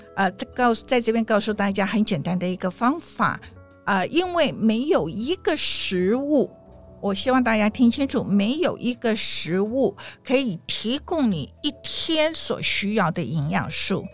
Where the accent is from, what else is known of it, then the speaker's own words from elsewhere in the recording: Taiwan; now in New York, United States; 我们台湾人很含蓄